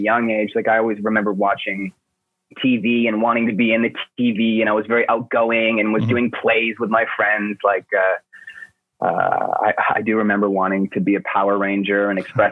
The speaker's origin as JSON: {"language": "English", "town": "Coquitlam", "region": "British Columbia", "country": "Canada", "tie": "born or raised there", "also_born_or_lived": "Vancouver", "said": "I was born and raised in Coquitlam, which is a suburb of Vancouver"}